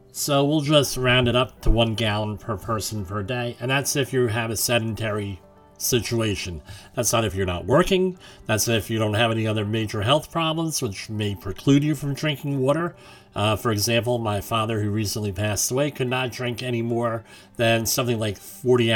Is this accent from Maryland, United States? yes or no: no; New York, United States; my home state of New York